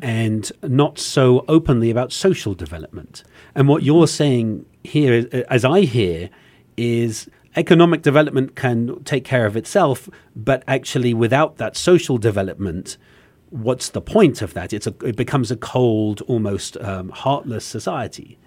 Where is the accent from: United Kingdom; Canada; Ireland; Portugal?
United Kingdom; England; as an Englishman